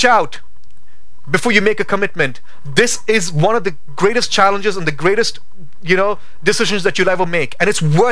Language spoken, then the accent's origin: English; India; now in Boise, United States; as an Indian, my V's and W's, they're messed up